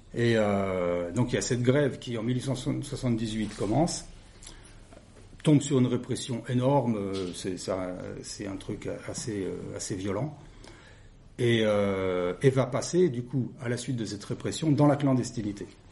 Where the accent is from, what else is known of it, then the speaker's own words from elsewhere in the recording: Le Creusot, Bourgogne-Franche-Comté, France; Je suis originaire du Creusot